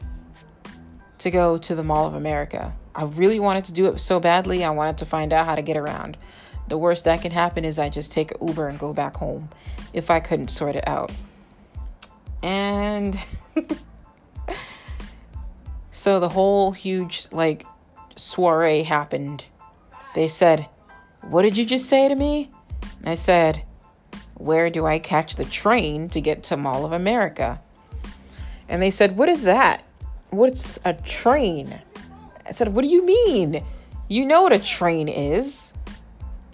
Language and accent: English; New England, United States; I'm from New England.